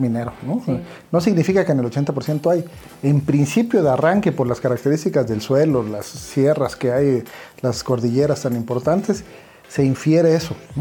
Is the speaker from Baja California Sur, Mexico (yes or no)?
no; Tuxtla Gutiérrez, Chiapas, Mexico; en Chiapas, de donde yo soy, en Tuxtla